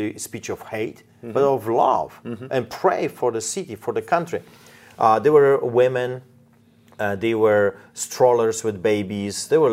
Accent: Poland; moved away; I grew up in Poland.

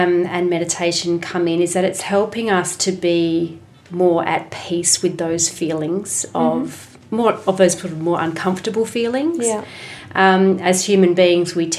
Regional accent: Adelaide, South Australia, Australia; I'm an Adelaide girl, so born and raised in Adelaide

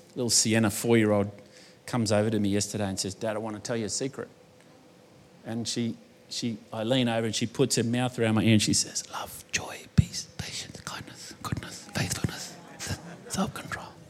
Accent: Australia; accent: bogan Australian; I was born in Australia, but I was also born to an Italian mother

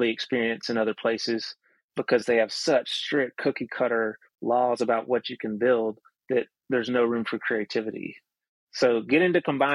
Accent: near the Appalachian Mountains, the South, United States; we grew up in the South, we grew up near the Appalachian Mountains

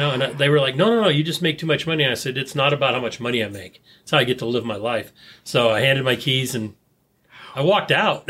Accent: Bay Area, California, United States; growing up in the Bay Area

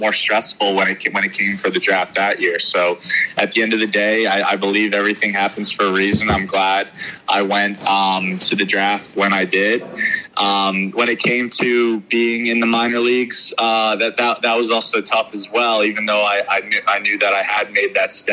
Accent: Philadelphia, Pennsylvania, United States; I was from Philadelphia and a huge Phillies fan

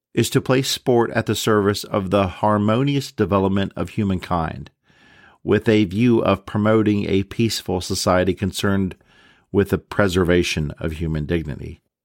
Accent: United States

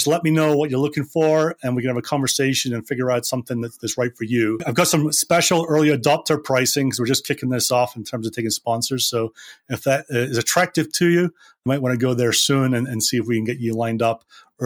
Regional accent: Scotland, United Kingdom; I grew up in Scotland.

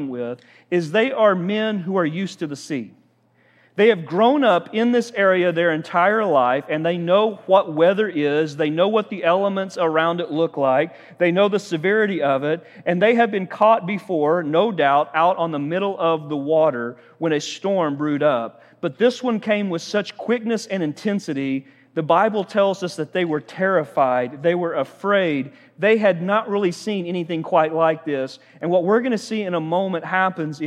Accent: Oklahoma, United States; we're from Oklahoma

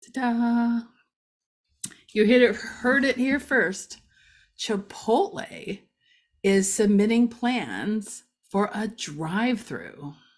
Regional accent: Ashtabula County, Ohio, United States; now in Macedonia, United States; I grew up in Asheville County

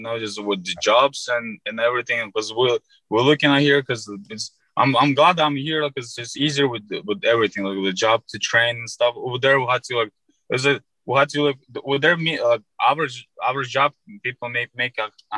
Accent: Fergana, Fergana Region, Uzbekistan; English is a second language; now in United States; I'm from Uzbekistan, Ferghana

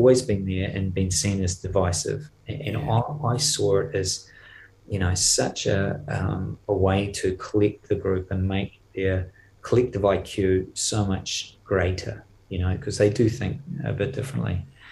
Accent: New Zealand; moved away; being a Kiwi, I'm actually not so good at French and not so good at Flemish

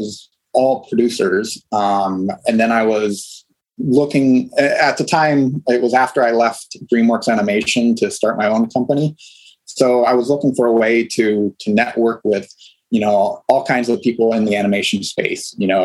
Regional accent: Ohio, United States; now in Los Angeles, United States; I grew up in Ohio

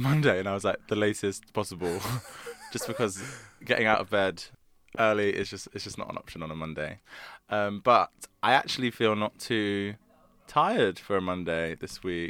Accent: London, United Kingdom; also born or lived in Surrey; I grew up in South London, and then went to school in Surrey

